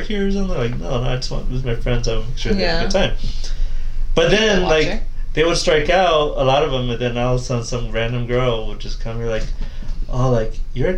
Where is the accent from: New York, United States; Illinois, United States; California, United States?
Illinois, United States; Chicago; moved away; I'm from Chicago originally